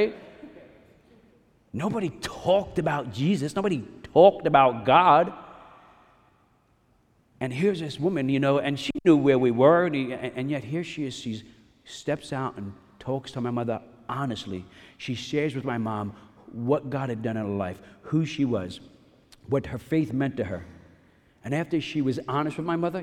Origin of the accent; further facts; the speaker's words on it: New York City, New York, United States; moved away; 1982, we're coming from Bensonhurst, Brooklyn, it's Catholic, I mean, you know, let me, I want to be careful here, you can be Catholic and practice some serious faith, we did not, and really nobody in my neighborhood did